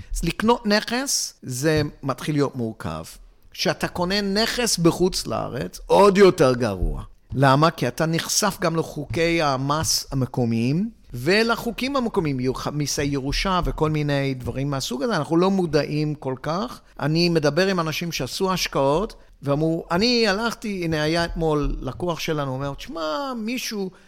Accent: Hong Kong; moved away; also born or lived in England / Israel; אני יליד הונג קונג

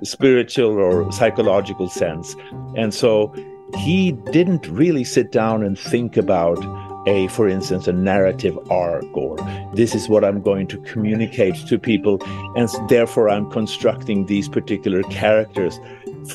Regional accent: Sweden; accent: Swedish; English is a second language; moved away as an adult; now in Big Sur, United States; I am originally from Sweden. That explains my accent.

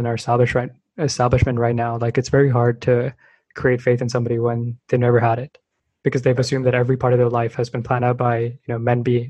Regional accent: Bay Area, California, United States; growing up in the Bay Area

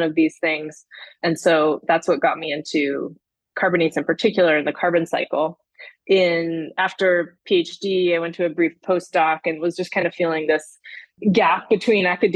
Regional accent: Houston, Texas, United States; moved away as an adult; I grew up in Houston, Texas

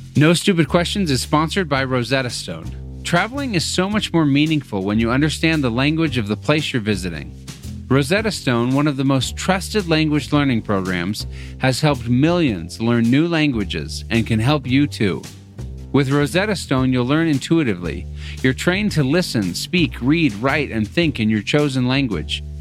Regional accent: Utah, United States; moved away as an adult; also born or lived in Boston / Phoenix / Chicago; I grew up in Utah

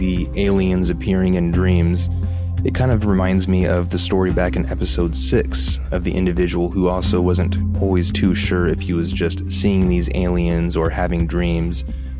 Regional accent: Philippines; I'm from the Philippines, and in my country, family reunions are not uncommon.

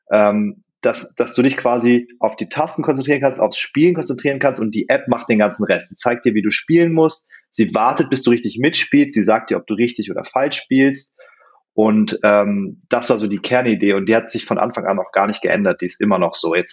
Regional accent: Hannover, Lower Saxony, Germany; Ich bin aufgewachsen in Hannover und mit sechs Jahren habe ich das Klavierspielen für mich entdeckt.

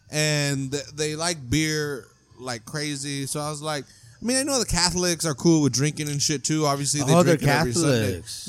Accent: California, United States; I grew up in California.

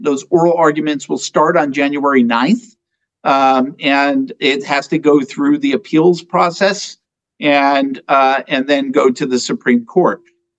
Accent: New Jersey, United States; I come from New Jersey, where I dealt with plenty of convicted politicians in my life.

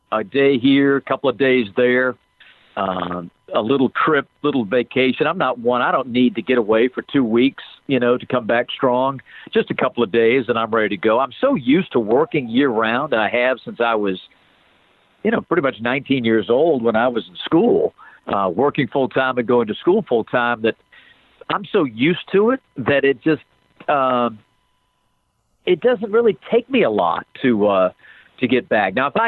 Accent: Salisbury, North Carolina, United States; also born or lived in Rhode Island; now in Atlanta, United States; I was a kid growing up in North Carolina. I was born in Rhode Island, but my dad was transferred in the company he worked for. So we ended up in North Carolina, a little town called Salisbury

